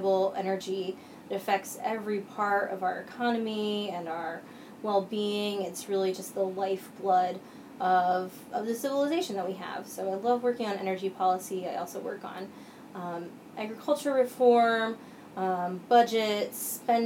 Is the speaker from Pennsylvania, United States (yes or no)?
yes; Williamsport, Pennsylvania, United States; now in Washington, D.C., United States; I grew up in North Central Pennsylvania, Williamsport, home of Little League Baseball.